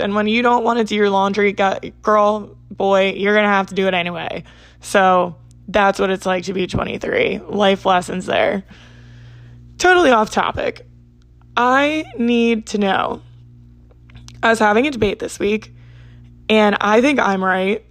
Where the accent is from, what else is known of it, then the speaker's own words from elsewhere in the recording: New Jersey, United States; I'm from South Jersey